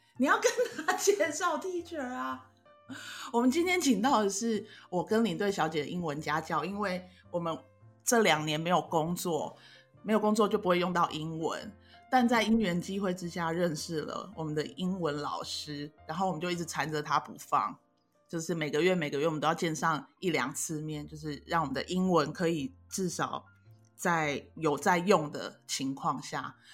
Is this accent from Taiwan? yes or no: yes; southern Taiwan, Taiwan; 我们南部人就需要